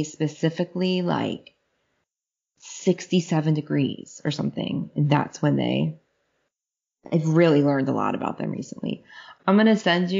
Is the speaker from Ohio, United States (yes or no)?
yes; Southern Ohio, United States; moved away; I grew up in Southern Ohio